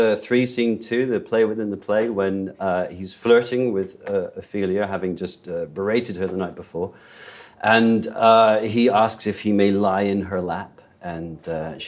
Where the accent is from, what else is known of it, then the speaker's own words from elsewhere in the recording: Wales, United Kingdom; I'm from Wales